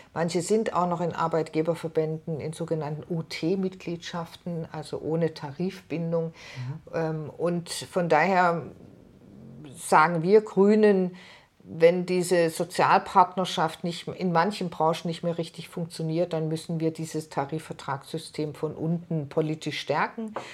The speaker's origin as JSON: {"language": "German", "country": "Germany", "said": "bei uns in Deutschland"}